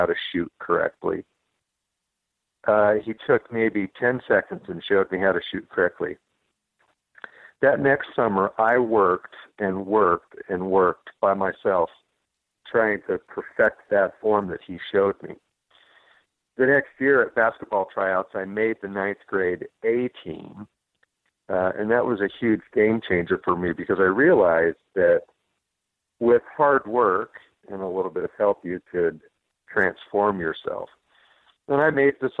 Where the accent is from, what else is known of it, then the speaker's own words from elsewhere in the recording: Boise, Idaho, United States; I was born and raised in Boise, Idaho.